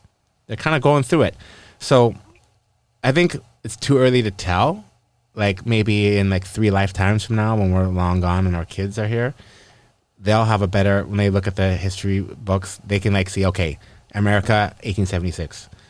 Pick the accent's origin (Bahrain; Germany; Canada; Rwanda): Canada; we're Canadian